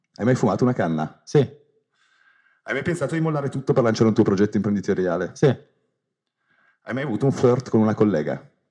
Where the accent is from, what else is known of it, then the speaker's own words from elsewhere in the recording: Turin, Piedmont, Italy; io sono di Torino